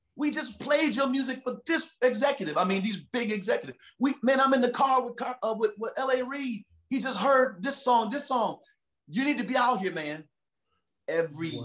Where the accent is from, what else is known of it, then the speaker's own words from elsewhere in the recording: Detroit, Michigan, United States; now in California, United States; I'm from Detroit City